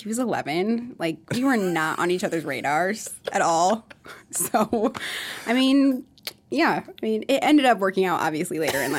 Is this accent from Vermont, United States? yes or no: no; Mankato, Minnesota, United States; born there; also born or lived in Iowa; Okay, so I was born in Mankato, actually.